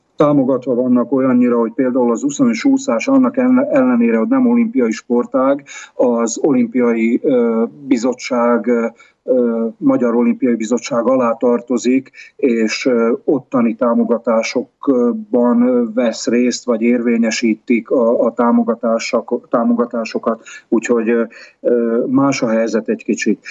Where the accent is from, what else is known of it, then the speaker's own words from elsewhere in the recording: Hungary; now in Tomsk, Russia; magyarként nyugodtan